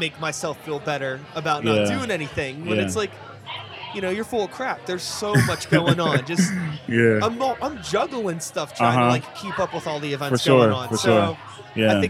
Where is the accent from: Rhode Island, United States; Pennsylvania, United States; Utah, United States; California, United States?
Pennsylvania, United States; Pittsburgh; I grew up in like Wilkinsburg, Regent Square border